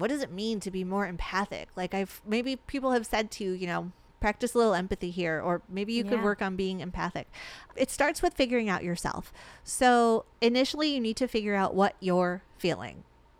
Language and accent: English; Arizona, United States; We're from Arizona. We live in Arizona. Yeah. We love Arizona.